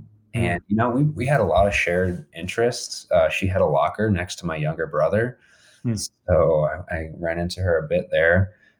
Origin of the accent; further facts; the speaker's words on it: Monument, Colorado, United States; we grew up in Monument. I was in Monument from third grade on. Before that, I was in Colorado Springs. So coming back to Colorado Springs in 2010, after some time in college